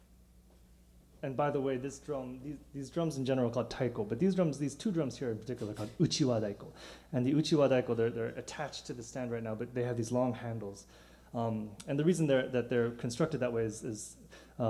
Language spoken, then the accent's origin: English; St. Louis, Missouri, United States; now in New York, United States; I'm from St. Louis, Missouri, about 15 minutes away from Ferguson, Missouri.